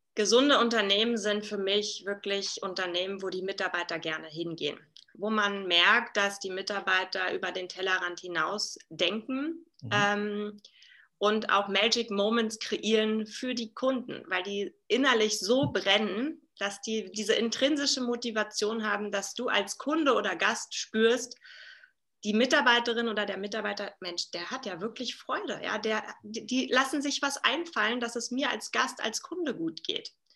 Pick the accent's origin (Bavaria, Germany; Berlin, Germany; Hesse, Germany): Berlin, Germany; now in Salzburg, Austria; Also ich komme ursprünglich aus Berlin, lebe aktuell in Salzburg